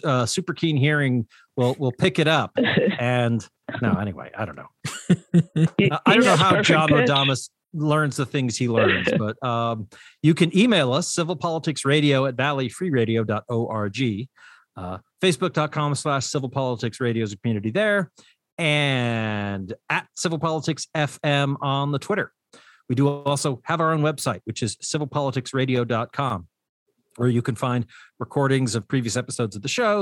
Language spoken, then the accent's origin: English; United States; as an American